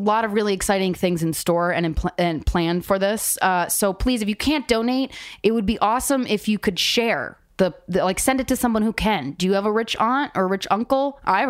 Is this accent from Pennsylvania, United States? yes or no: yes; Souderton, Pennsylvania, United States; the Montgomery Theater in Souderton, Pennsylvania.